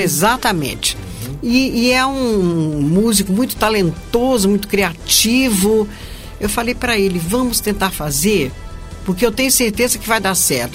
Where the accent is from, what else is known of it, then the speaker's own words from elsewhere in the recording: Minas Gerais, Brazil; also born or lived in Rio de Janeiro; now in São Paulo, Brazil; eu sou é, carioca de nascimento, mineira de coração e paulista por adoção